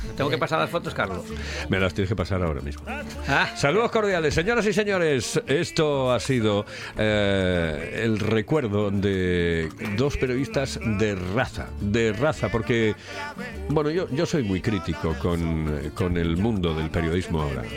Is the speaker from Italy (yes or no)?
no; Asturias, Spain; somos tan, tan asturianos